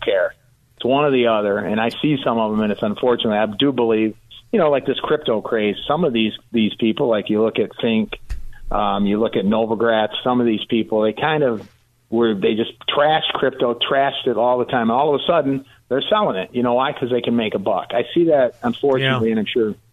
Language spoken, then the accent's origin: English; Detroit, Michigan, United States; I'm from the Detroit area, and I grew up as, you know, yeah. I went to high school with Mary Barra